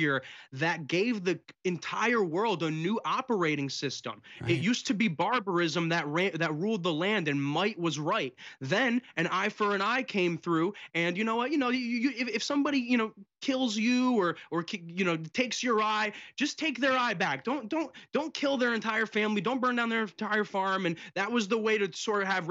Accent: United States; I was born here in America

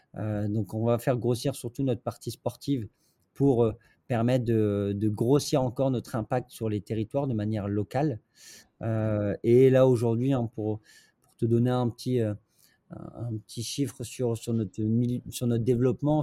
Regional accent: northern France, France; je suis pas de Paris pour le coup. Je suis, du nord de la France

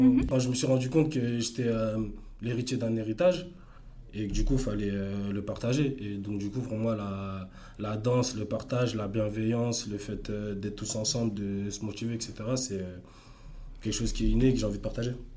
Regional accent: Asnières-sur-Seine, Île-de-France, France; also born or lived in Ermont / Democratic Republic of the Congo (ancestry) / Cameroon (ancestry); J'étais à Agnières, j'ai grandi à Agnières

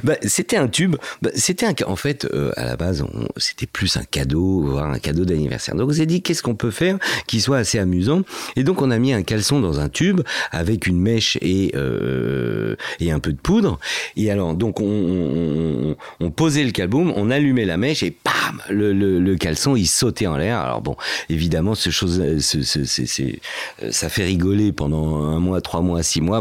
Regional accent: Fontenay-sous-Bois, Île-de-France, France; also born or lived in Casablanca, Morocco; j'ai grandi réellement à Fontenay-sous-Bois, voilà, dans le 94.

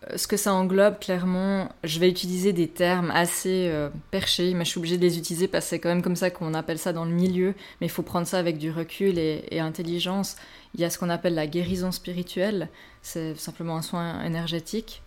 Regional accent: Switzerland; chez nous, en Suisse

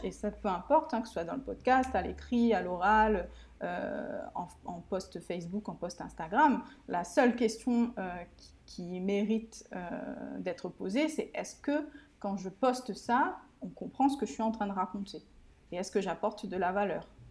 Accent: Réunion; also born or lived in Mauritius; j'habite, euh, et je suis originaire de l'île de la Réunion

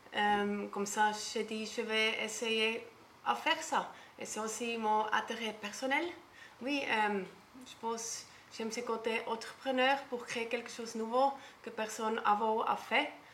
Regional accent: German-speaking Switzerland, Switzerland; accent: Swiss German; French is a second language; moved away as an adult; also born or lived in Bora Bora, French Polynesia; now in French Polynesia; je viens de la Suisse, Suisse allemand. Comme ça, je ne peux pas cacher mon accent

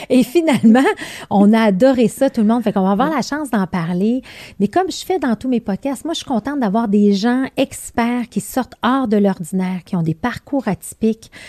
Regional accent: Belgium; accent: Belgian; moved away

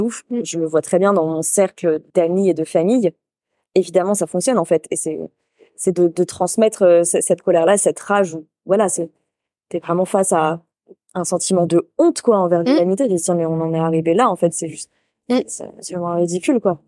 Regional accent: Île d'Oléron, Nouvelle-Aquitaine, France; moved away; pour moi, c'est le d'Oléron

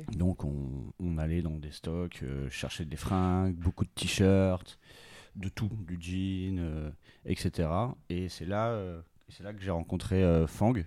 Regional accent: Bordeaux, Nouvelle-Aquitaine, France; Je viens de Bordeaux

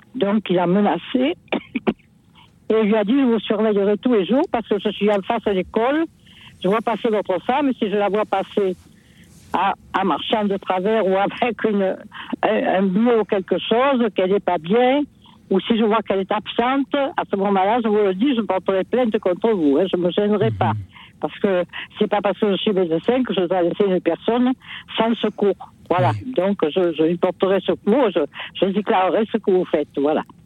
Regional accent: Marseille, Provence-Alpes-Côte d'Azur, France; je suis marseillaise

